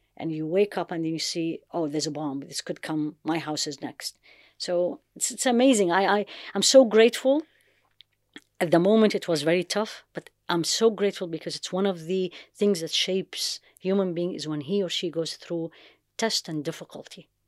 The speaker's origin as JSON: {"language": "English", "town": "Baghdad", "region": "Baghdad Governorate", "country": "Iraq", "tie": "born or raised there", "also_born_or_lived": "United States / London / Jeddah", "moved": "yes", "said": "I grew up in Baghdad"}